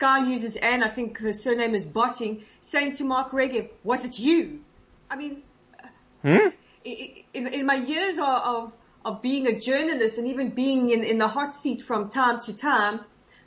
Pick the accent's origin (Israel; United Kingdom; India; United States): Israel; Israeli people, our courage, our resilience